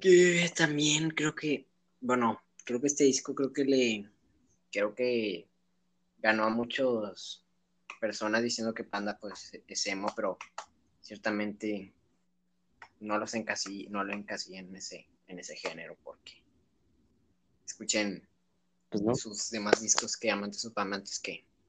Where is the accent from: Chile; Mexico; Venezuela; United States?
Mexico; Monterrey, Nuevo León; somos aquí de Monterrey